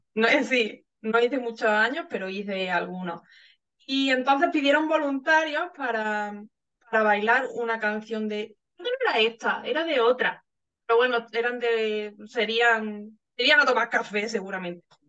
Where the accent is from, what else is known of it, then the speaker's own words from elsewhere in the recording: southern Spain, Spain; si es del sur, si es de mi pueblo, si es de España en general